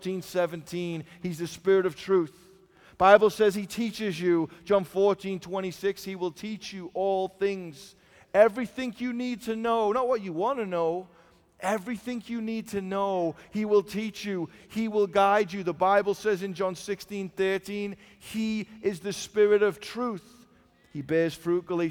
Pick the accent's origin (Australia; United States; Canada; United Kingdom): United Kingdom; England; I'm from England